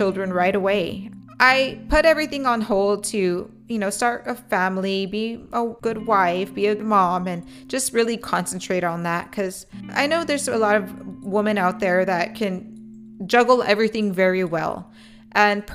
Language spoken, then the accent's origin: English; Edinburg, Texas, United States; moved away as an adult; also born or lived in McAllen, Texas; now in Corpus Christi, United States; I was raised in Edinburgh, Texas